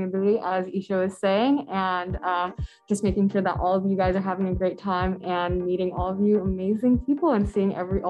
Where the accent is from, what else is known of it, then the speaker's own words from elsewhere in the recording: Northern Virginia, United States; I'm from Northern Virginia.